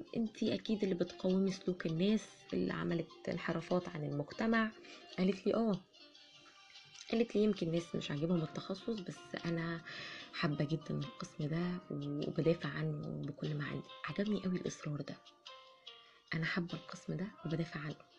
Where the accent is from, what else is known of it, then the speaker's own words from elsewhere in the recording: Egypt; عندنا في مصر